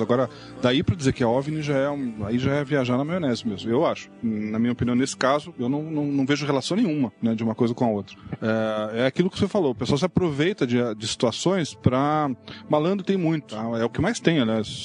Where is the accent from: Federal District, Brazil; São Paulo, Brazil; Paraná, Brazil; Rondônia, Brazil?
Paraná, Brazil; Curitiba; eu que sou aqui do Curitiba